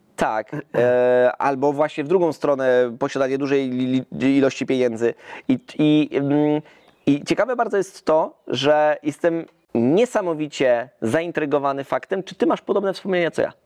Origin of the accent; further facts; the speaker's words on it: Zielona Góra, Lubusz Voivodeship, Poland; my jesteśmy wycieczką z Zielonej Góry